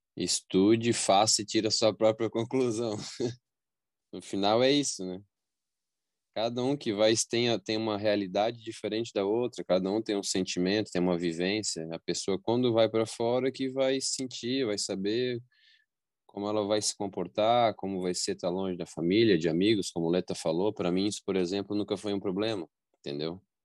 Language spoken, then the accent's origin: Portuguese; Brazil; eu nasci no Brasil